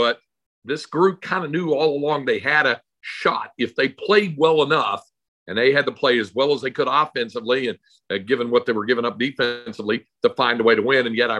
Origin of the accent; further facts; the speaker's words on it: North Carolina, United States; moved away as an adult; now in Texas, United States; I grew up in North Carolina, but when I came out to Texas at age 18, I saw how different it was here.